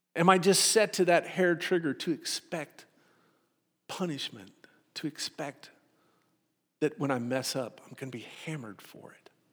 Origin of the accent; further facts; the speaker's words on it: Austin, Texas, United States; Growing up in Austin, whenever we would have family come and visit us from Hope